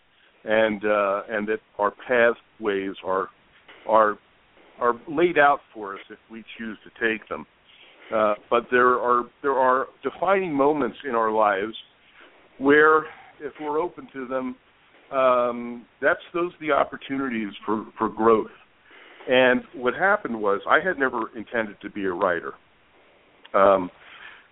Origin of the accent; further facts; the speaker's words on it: Princeton, New Jersey, United States; moved away as an adult; now in Las Vegas, United States; my hometown in Princeton, New Jersey, which is a beautiful small town